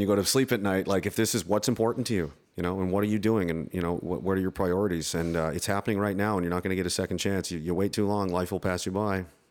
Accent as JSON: {"language": "English", "country": "Canada", "said": "I'm American in a Canadian body."}